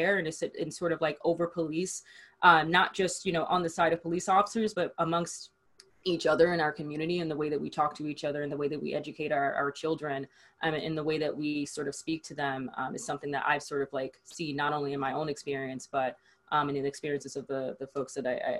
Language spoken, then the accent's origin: English; Memphis, Tennessee, United States; I grew up in Memphis, Tennessee